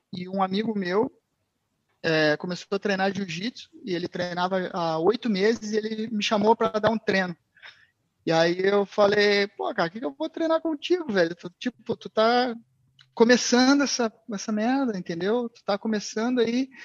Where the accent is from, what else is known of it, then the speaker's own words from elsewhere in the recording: Porto Alegre, Rio Grande do Sul, Brazil; moved away as an adult; now in Portugal; Eu sou de Porto Alegre. Pô, sou de Porto Alegre, pessoal aí de Portugal que não sabe, é sul do Brasil